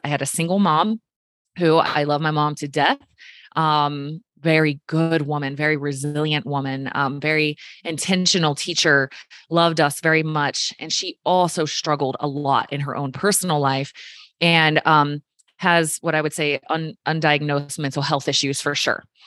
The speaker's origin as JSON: {"language": "English", "area": "just south of Richmond", "region": "Virginia", "country": "United States", "tie": "born or raised there", "said": "I grew up in Virginia. Um, somebody's gonna ask, just south of Richmond"}